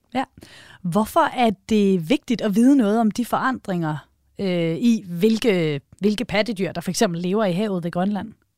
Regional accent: Denmark

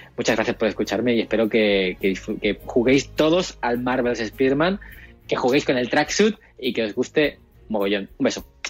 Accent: El Puerto de Santa María, Andalusia, Spain; also born or lived in Seville; Soy del puerto de Santa María, provincia de Cádiz

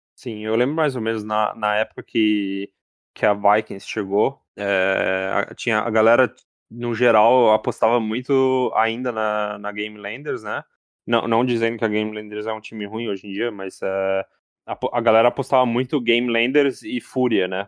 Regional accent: Brazil; como brasileiro

